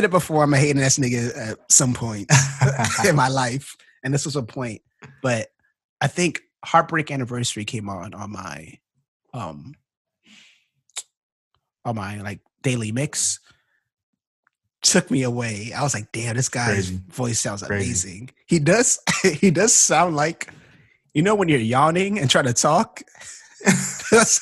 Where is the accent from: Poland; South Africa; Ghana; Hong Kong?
Ghana; I'm from Ghana too.